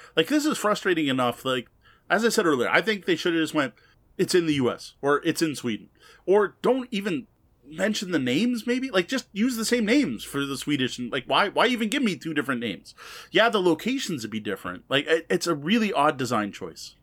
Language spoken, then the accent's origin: English; Canada; I, as a Canadian